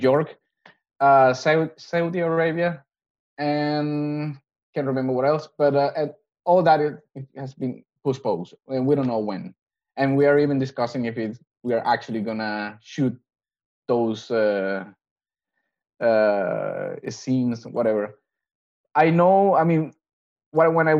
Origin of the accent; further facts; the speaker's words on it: Venezuela; now in Denmark; I'm from Venezuela, but I have family in Colombia as well.